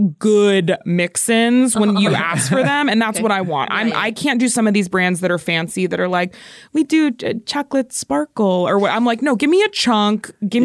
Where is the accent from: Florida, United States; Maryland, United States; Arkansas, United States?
Florida, United States; I grew up in Florida